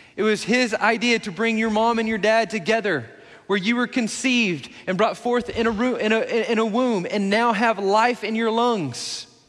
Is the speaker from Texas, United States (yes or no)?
yes; Midland, Texas, United States; now in Belton, United States; my hometown in Midland